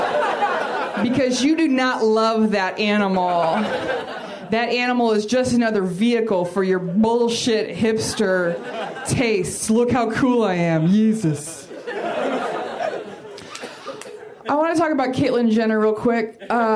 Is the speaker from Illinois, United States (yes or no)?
no; Portland, Oregon, United States; now in Los Angeles, United States; I'm from Portland